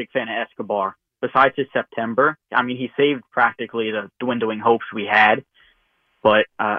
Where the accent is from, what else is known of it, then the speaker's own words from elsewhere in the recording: New Jersey, United States; now in Tennessee, United States; I'm 16. I grew up in New Jersey.